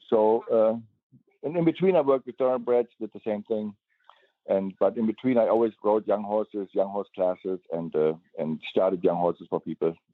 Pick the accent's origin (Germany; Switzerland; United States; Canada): Germany; moved away; So I grew up in Germany at the PSI auction